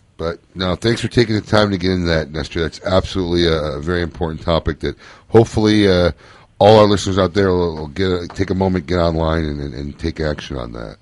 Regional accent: Midwest, United States; moved away; I grew up in the Midwest

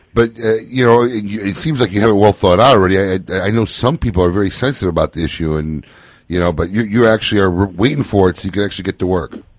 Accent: Midwest, United States; moved away; I grew up in the Midwest

